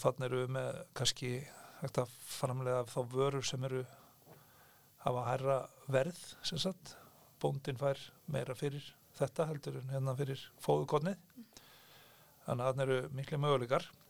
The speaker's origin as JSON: {"language": "Icelandic", "area": "Heiðarbær", "region": "South Iceland", "country": "Iceland", "tie": "born or raised there", "said": "ég er fættur uppalinn í Sveit og býð en þá á saman stað og ég er alveg upp á Heiðabæ í Þingalusveit"}